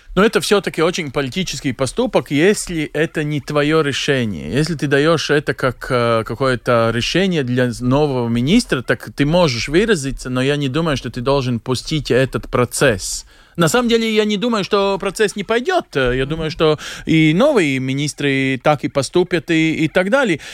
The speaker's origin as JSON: {"language": "Russian", "country": "Latvia", "also_born_or_lived": "Belgium", "moved": "as an adult", "said": "как латыш"}